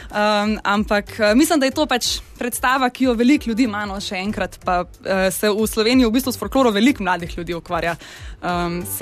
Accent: Ljubljana, Slovenia; jaz sem iz Ljubljana

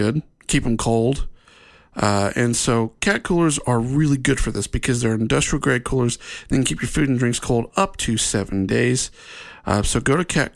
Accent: Ohio, United States; now in Utah, United States; since living in Utah, growing up in Ohio, and then coming out here and living in Utah

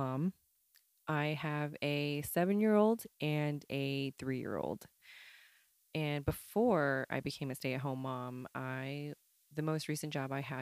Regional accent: United States; I am a second generation Chinese Korean American

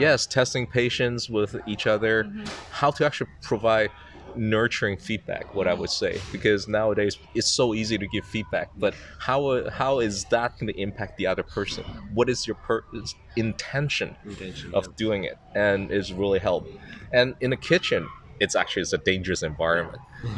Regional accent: Macau; now in Shanghai, China; I was born in Macau. Now I'm actually living in Shanghai.

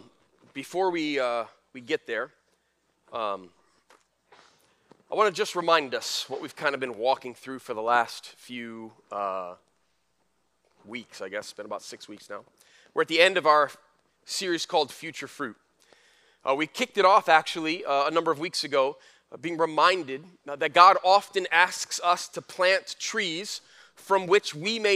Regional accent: Flint, Michigan, United States; When we were growing up in Flint

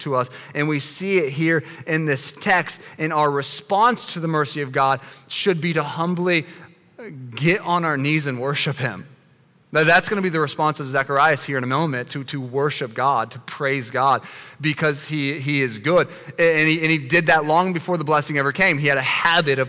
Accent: United States; us as American Christians

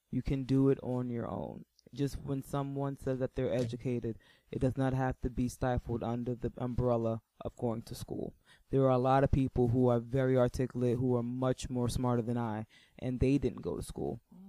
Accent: New York, United States; I'm a New Yorker

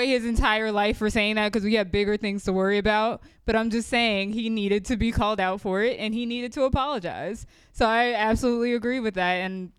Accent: United States; Straight up Black American. There is no going to Africa and knowing where my family's from unless I do Ancestry.com.

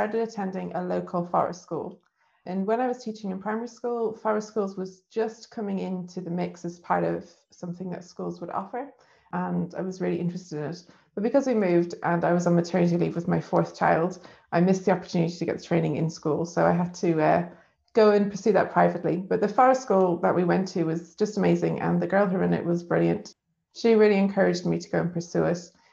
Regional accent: Dublin, Leinster, Ireland; now in Leeds, United Kingdom; I'm from Dublin in Ireland.

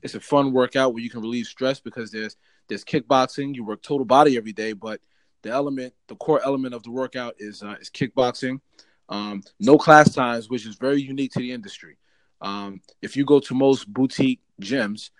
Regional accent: Bergen County, New Jersey, United States; I'm originally from Bergen County, which is in North Jersey.

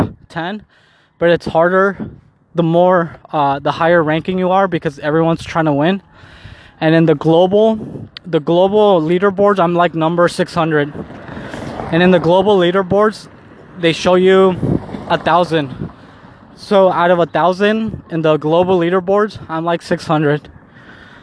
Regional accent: Mexico; I'm Mexican. And I was born in Mexico.

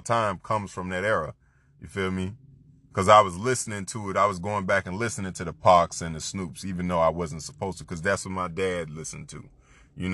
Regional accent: Florida, United States; I'm from Florida

